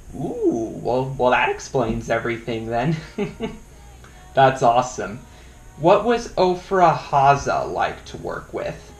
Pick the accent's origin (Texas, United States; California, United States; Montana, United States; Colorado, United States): Colorado, United States; Estes Park; I'm originally from Estes Park, Colorado.